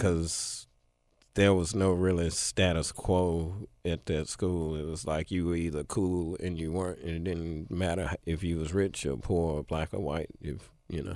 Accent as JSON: {"language": "English", "town": "Memphis", "region": "Tennessee", "country": "United States", "tie": "born or raised there", "said": "spent the rest of my childhood in East Memphis"}